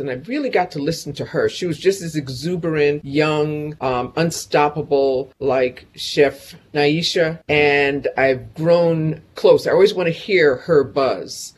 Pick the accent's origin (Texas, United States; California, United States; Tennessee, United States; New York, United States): New York, United States; also born or lived in Mount Vernon, New York; I'm from Convent on 140th